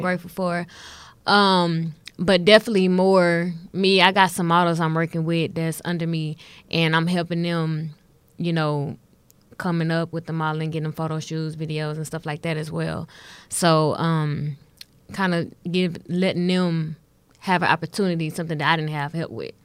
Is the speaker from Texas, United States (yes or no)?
yes; Houston, Texas, United States; I'm born and raised in Houston